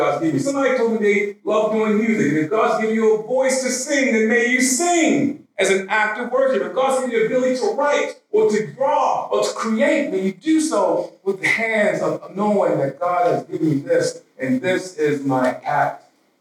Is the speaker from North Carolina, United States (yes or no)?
no; Baltimore, Maryland, United States; I grew up in South Baltimore, pretty rough neighborhood